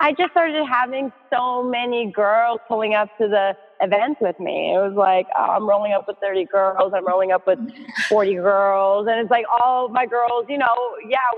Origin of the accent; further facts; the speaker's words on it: Canada; moved away as an adult; now in New York City, United States; I'm so grateful to have grown up in Canada.